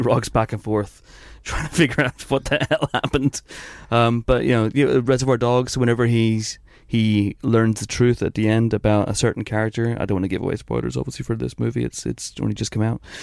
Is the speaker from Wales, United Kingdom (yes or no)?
no; Northern Ireland, United Kingdom; growing up in Northern Ireland